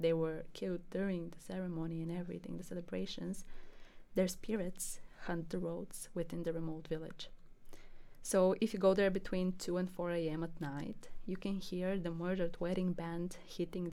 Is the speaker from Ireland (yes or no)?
no; Bulgaria; Bulgaria, my home country